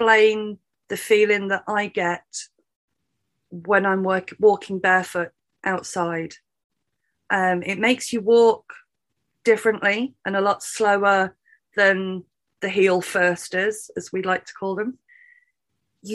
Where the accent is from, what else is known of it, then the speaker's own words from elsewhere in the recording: United Kingdom; being British